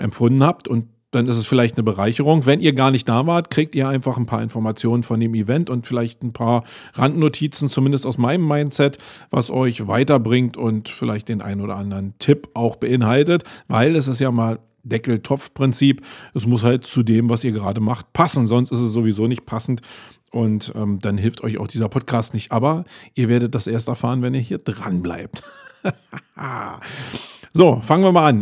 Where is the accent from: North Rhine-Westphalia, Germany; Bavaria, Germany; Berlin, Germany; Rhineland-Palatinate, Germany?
Berlin, Germany; für einen Berliner